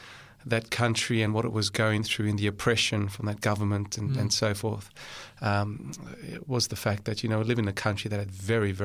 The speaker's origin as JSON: {"language": "English", "town": "Cape Town", "region": "Western Cape", "country": "South Africa", "tie": "born or raised there", "moved": "yes", "said": "I was born in Cape Town in South Africa."}